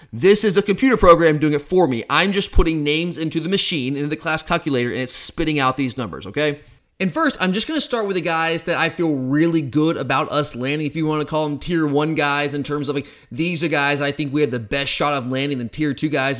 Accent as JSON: {"language": "English", "area": "Gwinnett County", "region": "Georgia", "country": "United States", "tie": "born or raised there", "moved": "as an adult", "lives_now": "Athens, United States", "said": "I'm from Gwinnett County. I still have some people that I know around, around that area. In fact, Park View was my rival. I went to Brookwood High School."}